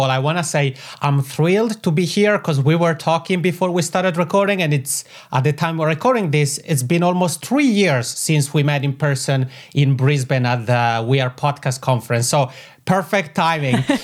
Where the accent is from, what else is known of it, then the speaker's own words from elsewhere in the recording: Italian-speaking part of Switzerland, Italian-speaking Switzerland, Switzerland; accent: macaroni; I have this funny macaroni accent because I come from the Italian speaking part of Switzerland.